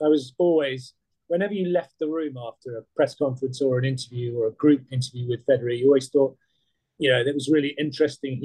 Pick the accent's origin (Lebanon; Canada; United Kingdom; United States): United Kingdom; as a British journalist, and as a freelance